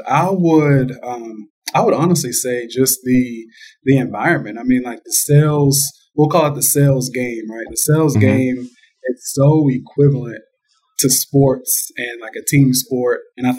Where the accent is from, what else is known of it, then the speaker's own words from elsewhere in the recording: Georgetown, Kentucky, United States; I'm from Kentucky. I'm from Georgetown, Kentucky, to be exact, which is really close to Lexington